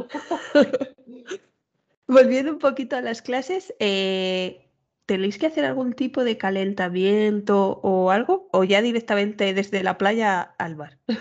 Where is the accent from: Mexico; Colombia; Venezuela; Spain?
Spain; Castile; yo que soy de Castilla pura